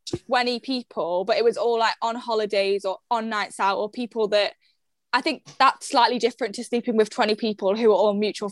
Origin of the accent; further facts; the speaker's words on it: the Wirral, North West England, United Kingdom; I'm from the Wirral.